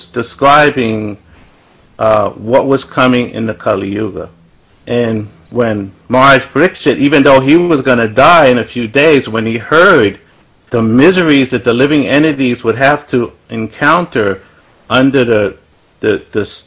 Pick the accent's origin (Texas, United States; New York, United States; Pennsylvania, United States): New York, United States; New York City; when I was growing up in Brooklyn, New York, Bedford-Stuyvesant, what I would call the ghetto